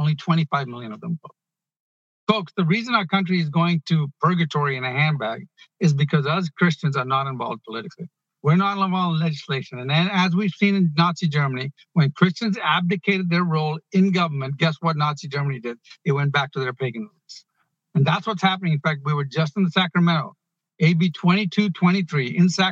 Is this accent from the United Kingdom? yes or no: no; Ghana; now in United States; I was born in Ghana. I came here. It took me 12 years